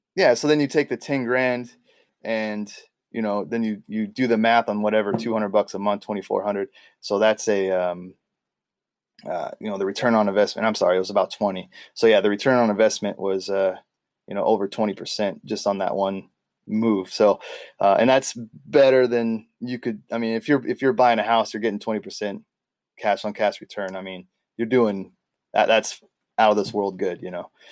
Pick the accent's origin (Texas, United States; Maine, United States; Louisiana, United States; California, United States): California, United States; moved away as an adult; now in Ketchikan, United States; here I am from California